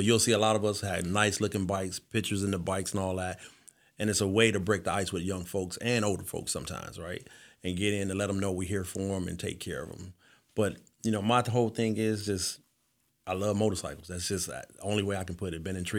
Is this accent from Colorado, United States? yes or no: no; Detroit, Michigan, United States; So, actually, I grew up in Detroit, Michigan. First person to ever graduate from high school in my family.